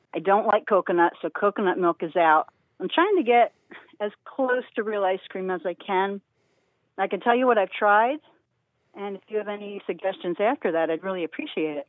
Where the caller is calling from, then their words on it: Warminster, Pennsylvania, United States; I am calling from Warminster, Pennsylvania